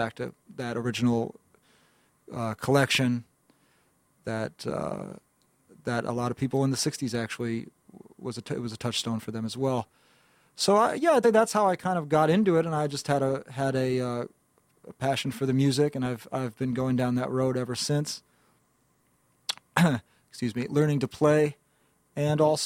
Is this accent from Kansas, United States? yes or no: no; New York City, New York, United States; I'm from Greenwich Village, originally in the West Village there in Manhattan, and I was growing up going to high school in the mid-late 1990s there